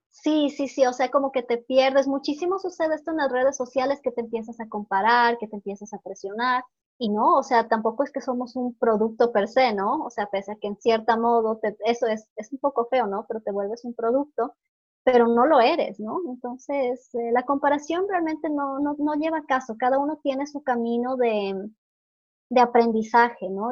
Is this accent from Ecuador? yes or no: yes; Ecuador; moved away; also born or lived in Norway; yo soy ecuatoriana, ¿no? Y vivía en Noruega. Retorné al Ecuador hace dos meses